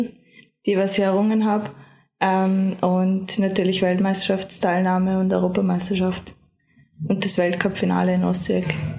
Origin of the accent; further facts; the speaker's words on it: Lower Austria, Austria; now in Vorarlberg, Austria; bei meinen Eltern, also in Niederösterreich, das ist auch mein, meine Heimat